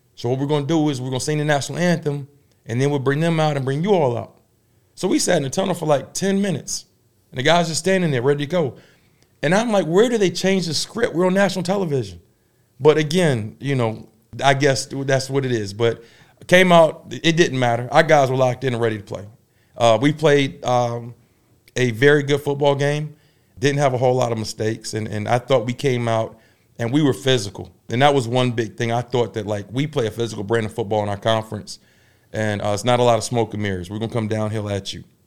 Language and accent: English; Tidewater, Virginia, United States; now in Durham, United States; my hometown, in the Tidewater